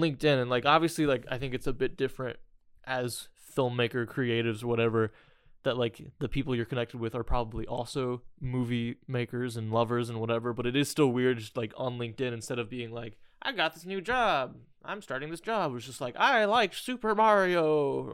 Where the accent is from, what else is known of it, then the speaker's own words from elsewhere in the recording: Indiana, United States; I'm from Indiana